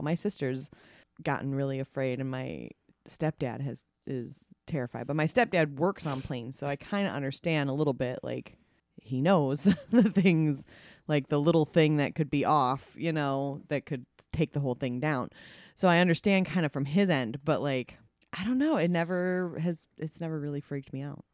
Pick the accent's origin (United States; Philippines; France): United States; Minnesota; my hometown in Minnesota